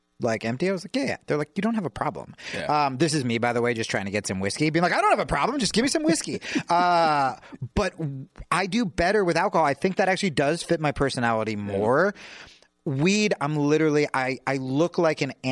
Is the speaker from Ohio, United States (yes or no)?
no; New Jersey, United States; I grew up poor and in New Jersey